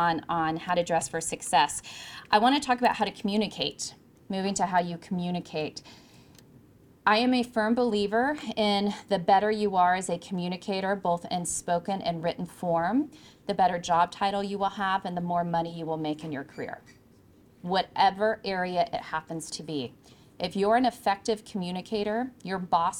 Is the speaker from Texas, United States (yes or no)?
no; California, United States; moved away; I'm originally from California